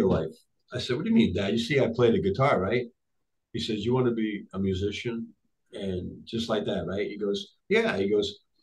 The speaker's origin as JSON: {"language": "English", "country": "United States", "tie": "born or raised there", "also_born_or_lived": "Tripoli, Libya / Rome, Italy", "second_language": "English", "said": "I came to the United States when I was 7.5 years old."}